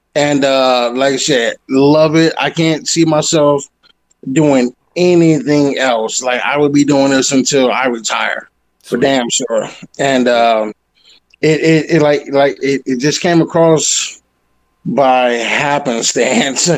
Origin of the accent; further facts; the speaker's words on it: Detroit, Michigan, United States; now in Colorado, United States; I'm originally from Detroit, Michigan